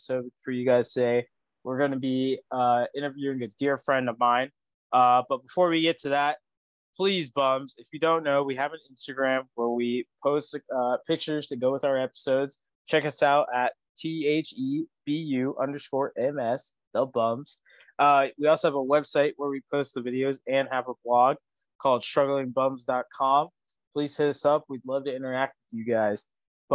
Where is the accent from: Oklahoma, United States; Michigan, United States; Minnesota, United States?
Oklahoma, United States; I'm from Oklahoma, born and raised